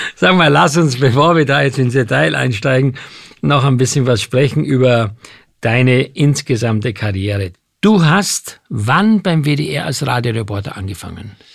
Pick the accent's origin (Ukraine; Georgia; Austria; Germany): Austria; Ich bin Österreicher